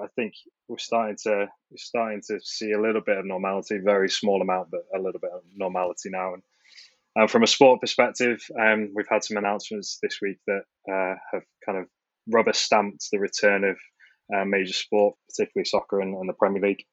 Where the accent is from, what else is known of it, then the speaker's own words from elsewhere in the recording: Manchester, North West England, United Kingdom; Growing up in Manchester, huge Manchester United fan